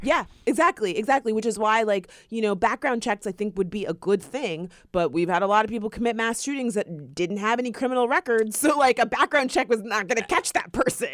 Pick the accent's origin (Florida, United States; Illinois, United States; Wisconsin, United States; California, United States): Florida, United States; we are from Florida